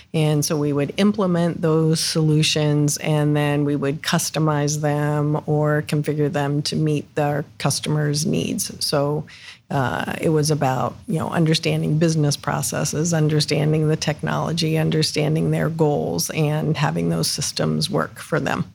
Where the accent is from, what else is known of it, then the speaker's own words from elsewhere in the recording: Northeast Ohio, United States; also born or lived in Columbus, Ohio; I grew up in Northeast Ohio, moved down here after college.